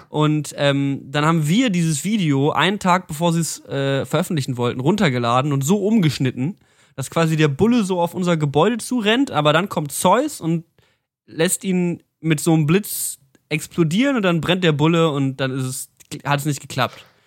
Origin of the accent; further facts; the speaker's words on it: Berlin, Germany; Ich komme aus Berlin